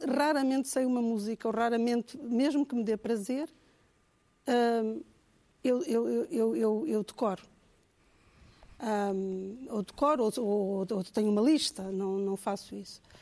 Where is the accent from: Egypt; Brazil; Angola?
Angola; moved away; Eu, eu cresci em Angola